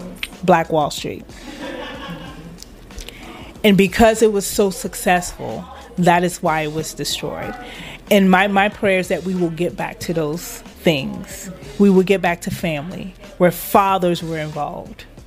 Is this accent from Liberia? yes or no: yes; Liberia; now in United States; I'm from Liberia